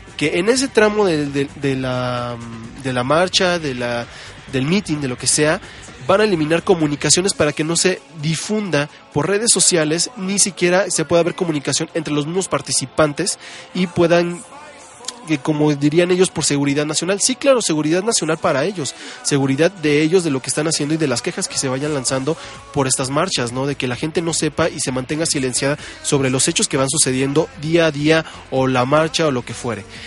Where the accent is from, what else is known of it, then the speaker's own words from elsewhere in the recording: Mexico; todos los que somos mexicanos